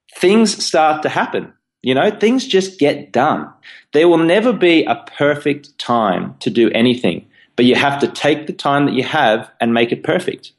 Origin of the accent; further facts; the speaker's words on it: Australia; accent: Australian; moved away as an adult; also born or lived in London, United Kingdom; now in New York, United States; as you can tell from my, you know, silly accent, I'm Australian, born in Australia.